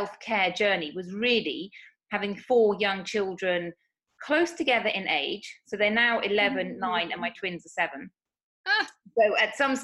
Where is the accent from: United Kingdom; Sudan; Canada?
United Kingdom; moved away as an adult; now in Spain; as you may tell from my accent, I'm from the United Kingdom. But I actually moved to Spain 8 years ago.